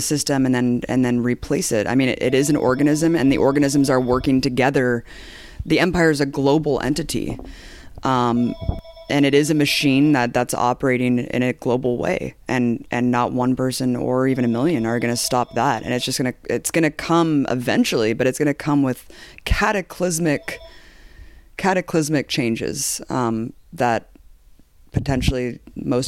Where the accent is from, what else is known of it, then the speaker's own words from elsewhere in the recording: United States; I'm an American